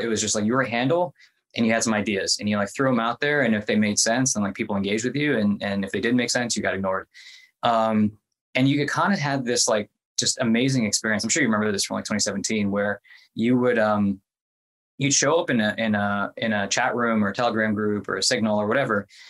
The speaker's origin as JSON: {"language": "English", "region": "Midwest", "country": "United States", "tie": "born or raised there", "also_born_or_lived": "India / Kentucky / Ohio", "moved": "as an adult", "said": "I grew up, I was born in India. I grew up mostly in the Midwest, like Kentucky and Ohio"}